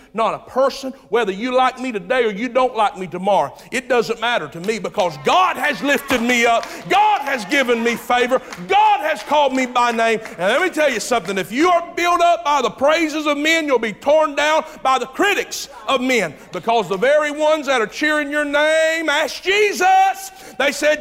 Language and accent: English; Jamestown, United States; I was raised on Turnish Road, Jamestown. You know where that's at? Exactly. That's where I was raised